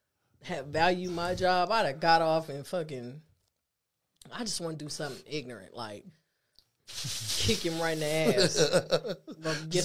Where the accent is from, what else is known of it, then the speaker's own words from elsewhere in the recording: Nigeria; Yeah, okay, but I'm hella Nigerian, too. I'm hella Nigerian.